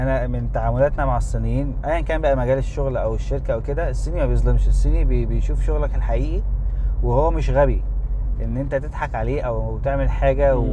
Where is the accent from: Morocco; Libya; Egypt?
Egypt; إحنا كمصريين